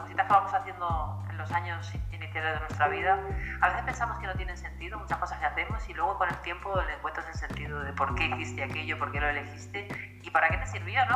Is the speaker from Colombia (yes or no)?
no; Madrid, Community of Madrid, Spain; also born or lived in Alicante, Valencian Community; now in Galicia, Spain; nací en Madrid, he vivido siempre en España, sí que es cierto que he vivido en diferentes lugares.